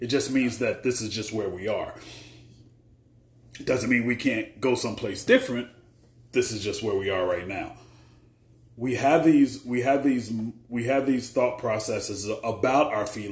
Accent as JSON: {"language": "English", "country": "United States", "said": "I live in the U.S. I'm an American"}